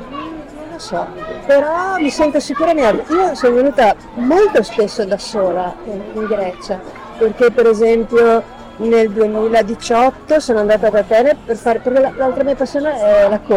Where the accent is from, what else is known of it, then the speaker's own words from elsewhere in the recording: Milan, Lombardy, Italy; also born or lived in Venice; now in Veneto, Italy; E come sono nata a Venezia sono cresciuta a Milano.